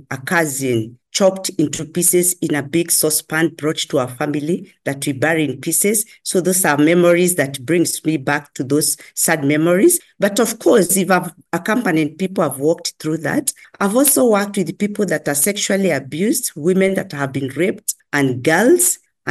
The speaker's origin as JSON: {"language": "English", "country": "Kenya", "tie": "born or raised there", "said": "I'm a Kenyan by birth"}